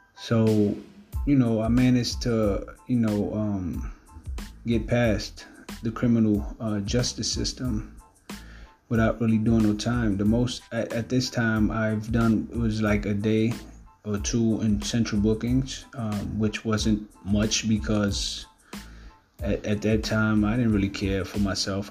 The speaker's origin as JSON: {"language": "English", "town": "New York City", "region": "New York", "country": "United States", "tie": "born or raised there", "said": "growing up in Brooklyn, uh, Ocean Hill, Brownsville, in East New York."}